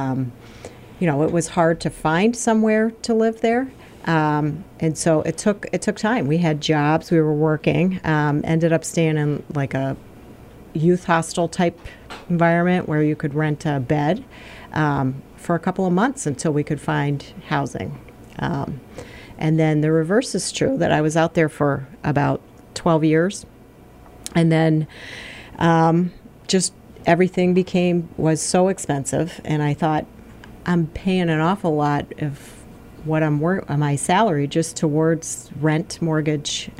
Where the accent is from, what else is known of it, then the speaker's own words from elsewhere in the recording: Pittsfield, Massachusetts, United States; moved away as an adult; also born or lived in the western US; I was born in Pittsfield. I'm a Pittsfield native and grew up here.